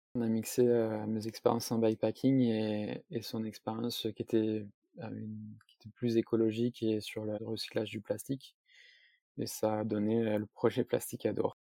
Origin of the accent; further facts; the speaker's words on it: south-east France, France; j'ai vingt-huit ans, je suis originaire du sud-est de la France.